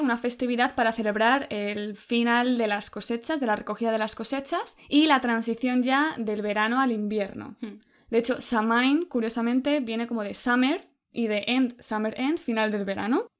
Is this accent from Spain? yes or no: yes; Spain